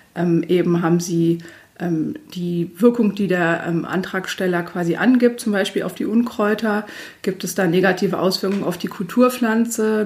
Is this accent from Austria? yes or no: no; Göttingen, Lower Saxony, Germany; now in Braunschweig, Germany; Ich komme äh, gebürtig aus Göttingen